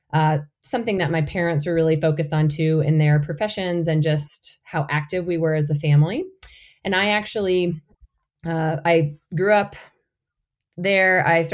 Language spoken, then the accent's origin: English; North Georgia, United States; moved away as an adult; also born or lived in Montana; I grew up in North Georgia, about as the crow flies, about 40 miles north of the Atlanta area. And it's really like on the cusp of the country and the city. So grew up on a lot of acreage